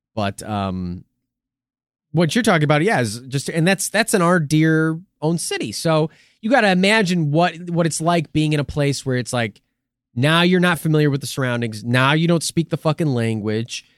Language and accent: English; United States; we're American